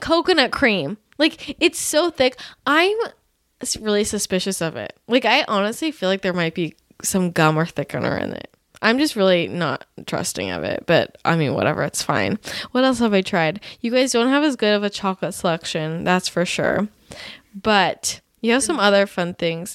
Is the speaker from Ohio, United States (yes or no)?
no; Bay Area, California, United States; now in Los Angeles, United States; growing up in the Bay Area